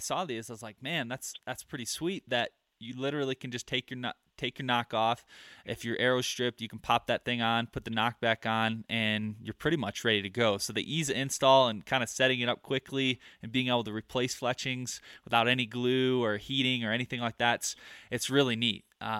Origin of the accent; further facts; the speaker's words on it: Michigan, United States; now in Colorado, United States; growing up in Michigan and living in the Midwest, I had 5 archery shops within probably 30 to 45 minutes of my house. I move out to Colorado and I'm up in the mountains.